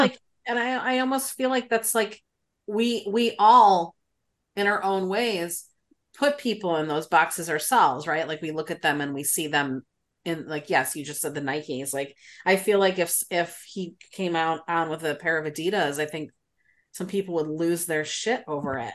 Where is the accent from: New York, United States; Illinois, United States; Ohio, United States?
Illinois, United States; Chicago; I was born in the South Side, I've lived in the North Side